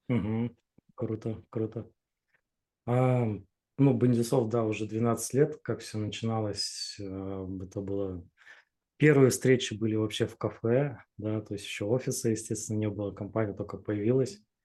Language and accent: Russian; Chelyabinsk, Chelyabinsk Oblast, Russia; moved away as an adult; now in Saint Petersburg, Russia; Да, я из Челябинска родом